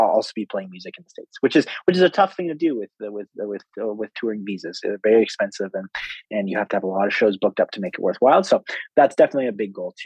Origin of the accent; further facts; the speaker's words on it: Victoria, British Columbia, Canada; moved away as an adult; now in Edmonton, Canada; Lucky Bar in Victoria, which is my hometown.